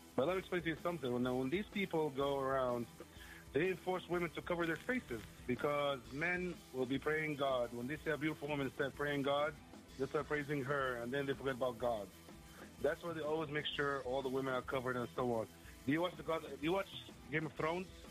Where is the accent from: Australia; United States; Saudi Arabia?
Saudi Arabia; I was born and raised in Saudi Arabia.